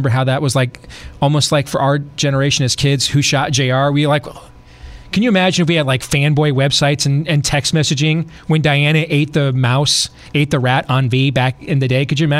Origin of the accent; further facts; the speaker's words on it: Michigan, United States; Even though I'm from Michigan, but I like that saying.